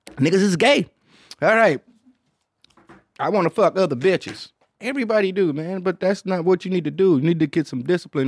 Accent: Detroit, Michigan, United States; I'm from Detroit

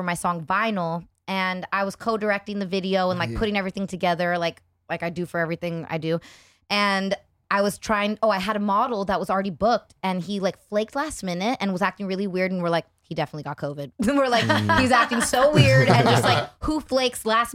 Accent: California, United States; born or raised there

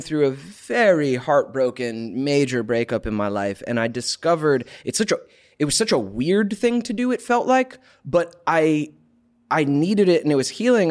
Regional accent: Georgia, United States; now in California, United States; We, we grew up in Georgia together

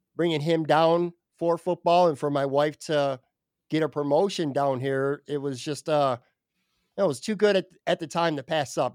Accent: Buffalo, New York, United States; now in Florida, United States; it's kinda like my way to stay connected to my hometown, even though I'm currently not in my hometown

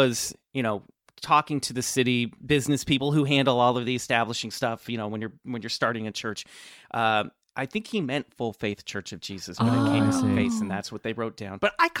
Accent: Lenexa, Kansas, United States; Yes, I grew up in Lenexa, Kansas, which is a suburb of the greater metropolitan area of Kansas City, Kansas.

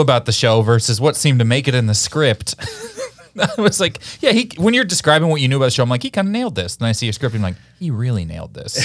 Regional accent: Kansas City, Missouri, United States; Missouri, where I'm from, and I'm from Kansas City

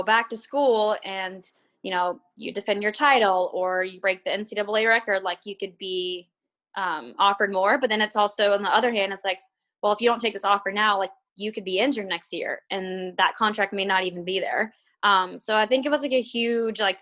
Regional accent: Florida, United States; moved away as an adult; also born or lived in Stillwater, Oklahoma; now in Portland, United States; growing up in Florida

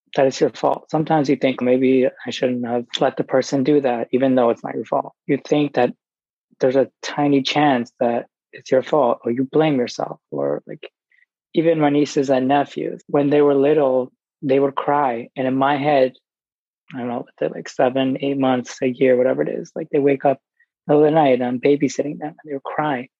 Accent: New York, United States; I grew up in New York

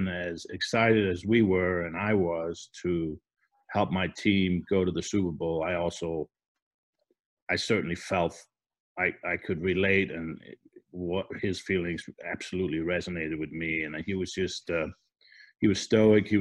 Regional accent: Denmark; moved away; I'm from Denmark. We both probably have accents.

